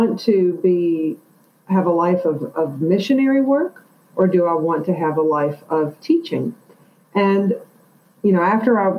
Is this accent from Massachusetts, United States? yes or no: no; Chester, Virginia, United States; moved away; also born or lived in New York City; growing up in Chester, Virginia, back in the 80s